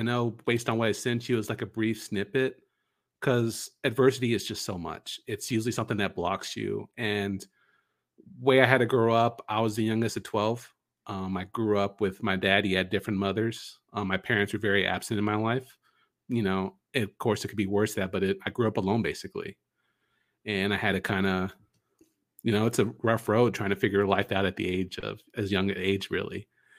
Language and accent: English; Dallas, Texas, United States; I'm coming from Dallas, Texas.